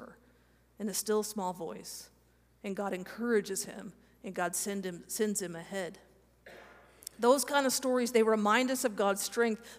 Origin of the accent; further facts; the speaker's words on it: Kansas, United States; I'm from Kansas